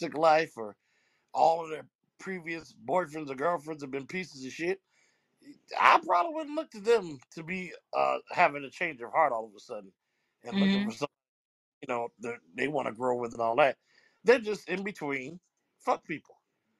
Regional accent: New Jersey, United States; I'm from Jersey

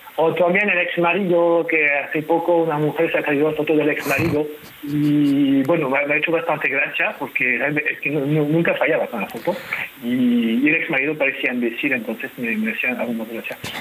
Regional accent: France; Spanish is a second language; now in Spain; yo soy francés

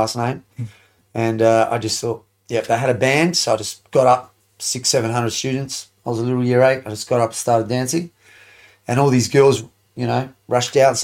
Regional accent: Adelaide, South Australia, Australia; born or raised there; also born or lived in Sydney, Australia / Lebanon (ancestry)

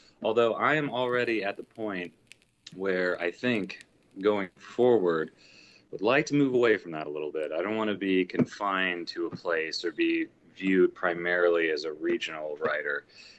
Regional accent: Indiana, United States; also born or lived in Washington, D.C.; Yeah, from Indiana. I lived in Washington, D.C. for about 2.5, 3 years.

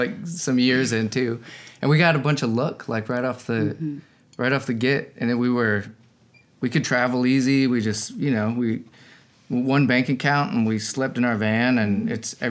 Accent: Denver, Colorado, United States; also born or lived in Texas; I grew up in Denver mostly

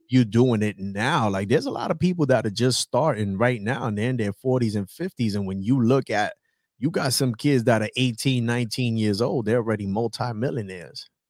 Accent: New York City, New York, United States; moved away as an adult; I am originally from the South Bronx, New York

